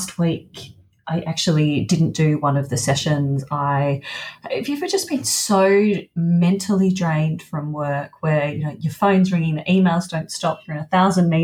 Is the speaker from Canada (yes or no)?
no; Melbourne, Victoria, Australia; moved away; I went back to Melbourne, my hometown.